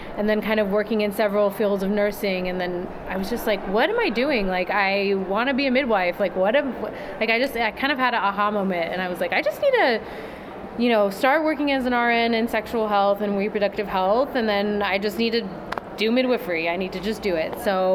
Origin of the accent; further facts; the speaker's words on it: California, United States; now in New York City, United States; I'm originally from California